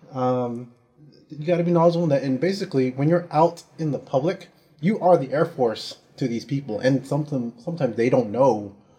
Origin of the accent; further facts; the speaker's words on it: San Francisco, California, United States; moved away; I'm um, originally from San Francisco, California.